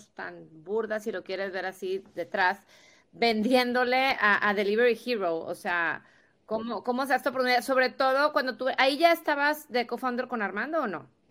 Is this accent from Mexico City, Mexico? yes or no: no; Tampico, Tamaulipas, Mexico; Tavo es de Tampico, igual que yo